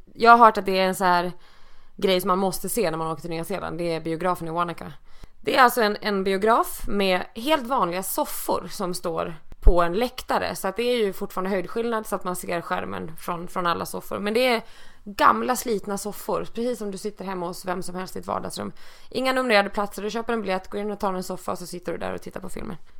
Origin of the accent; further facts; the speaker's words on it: Dalarna County, Sweden; now in Stockholm, Sweden; jag flyttade från min hemby uppe i Dalarna 1994